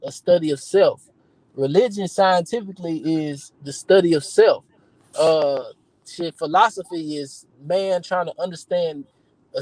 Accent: Houston, Texas, United States; I'm from Houston

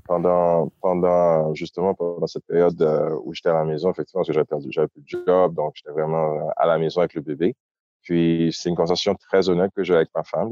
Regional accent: Port-au-Prince, Ouest, Haiti; moved away as an adult; also born or lived in Ottawa, Canada; now in Montreal, Canada; Je suis né à Ottawa, mais effectivement, j'ai grandi à Port-au-Prince

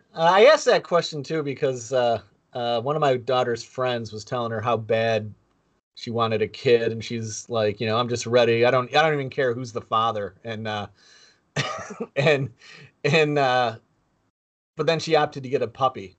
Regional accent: Buffalo, New York, United States; Jerry and I both grew up in Buffalo

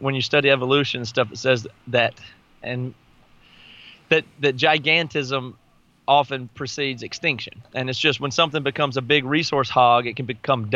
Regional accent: the South, United States; I grew up in the South.

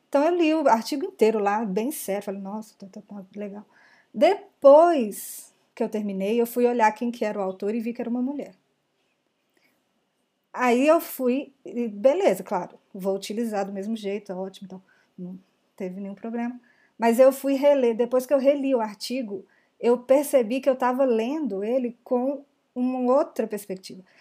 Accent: Belo Horizonte, Minas Gerais, Brazil; sou de BH também.

